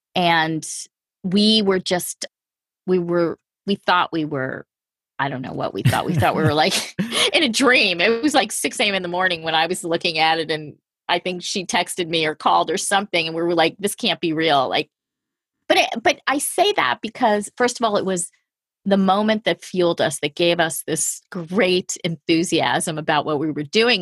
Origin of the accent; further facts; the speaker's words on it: outside of New York City, United States; I grew up outside of New York City in a pretty large family